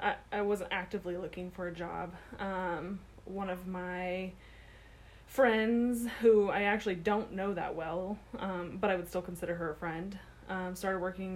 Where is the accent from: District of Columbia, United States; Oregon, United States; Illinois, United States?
District of Columbia, United States; Washington; born there; also born or lived in Virginia; My dad was in the military when I was born, so we lived over on the East Coast in Virginia. I was born in Washington, D.C. at the Walter Reed Army M